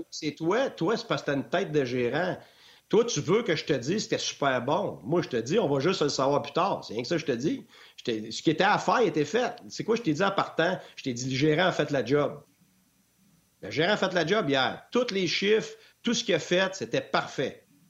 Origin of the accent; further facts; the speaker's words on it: Quebec, Canada; first language French; moved away as an adult; also born or lived in Ontario / Tampa, United States; quand j'en revenais l'été au Québec